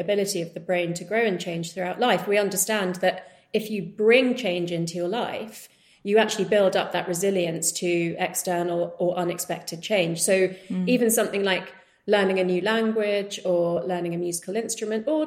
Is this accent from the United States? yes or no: no; United Kingdom; being of Indian heritage growing up in the UK